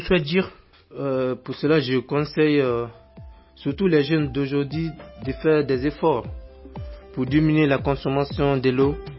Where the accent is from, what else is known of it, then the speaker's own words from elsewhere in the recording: Guinea; now in France; en Guinée, mon pays natal